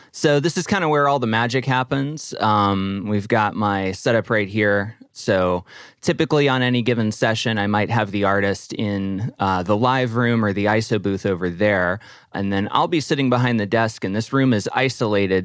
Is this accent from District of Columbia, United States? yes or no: no; Nashville, Tennessee, United States; now in Pittsburgh, United States; I grew up in Nashville on a street called Sunset Place